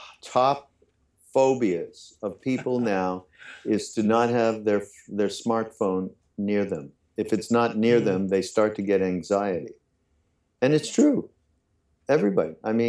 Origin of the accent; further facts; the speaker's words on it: Montreal, Quebec, Canada; now in United States; I'm moving back to Canada, okay, because I'm from Montreal.